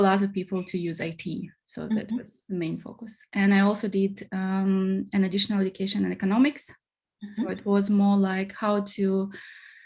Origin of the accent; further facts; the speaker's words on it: Russia; moved away as an adult; also born or lived in Singapore / Portugal; now in Hamburg, Germany; I'm originally from Russia, and I did my first bachelor in IT in Russia.